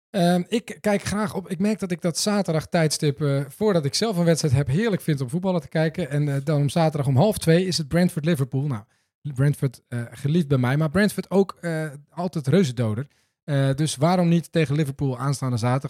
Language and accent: Dutch; Netherlands; ons als Nederlanders